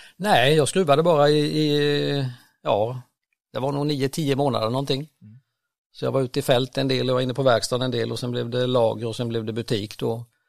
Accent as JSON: {"language": "Swedish", "town": "Ramkvilla", "region": "Jönköping County", "country": "Sweden", "tie": "born or raised there", "said": "Jag växte upp tre och en halv mil söder om Vetlanda ner mot Växjö till en liten by som heter Ramkvilla"}